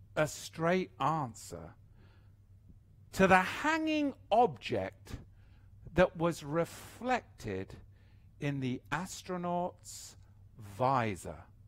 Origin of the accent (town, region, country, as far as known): England, United Kingdom; moved away